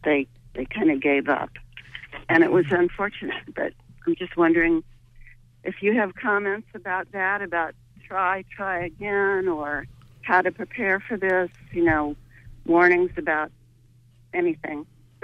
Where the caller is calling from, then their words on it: St. George, Maine, United States; I'm calling from St. George, Maine.